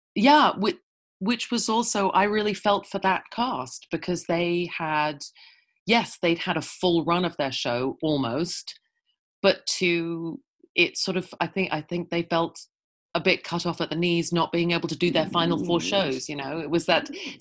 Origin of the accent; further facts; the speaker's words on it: England, United Kingdom; moved away as an adult; now in Edmonton, Canada; I'm a Brit. I'm an expat Brit. I uh, I moved here from England in 2000